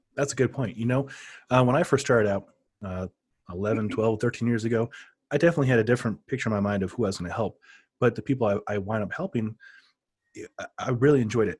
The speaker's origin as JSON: {"language": "English", "town": "Omaha", "region": "Nebraska", "country": "United States", "tie": "born or raised there", "moved": "yes", "lives_now": "Denver, United States", "said": "I grew up in Omaha, too, so I, I know the culture there"}